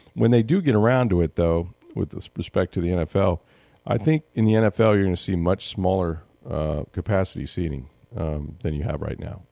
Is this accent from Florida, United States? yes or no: yes; St. Petersburg, Florida, United States; I grew, I grew up in Saint Pete. I'm from Saint Pete, right?